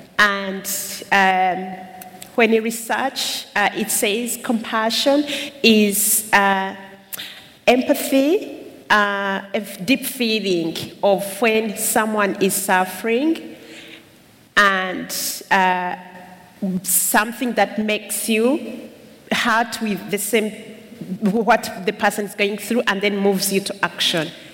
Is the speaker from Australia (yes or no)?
no; Uganda; now in United Kingdom; I come from Uganda